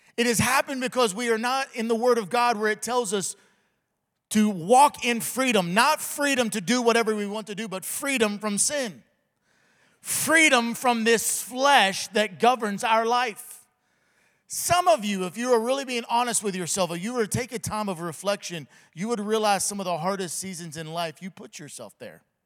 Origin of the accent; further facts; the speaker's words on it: the South, United States; I'm from the South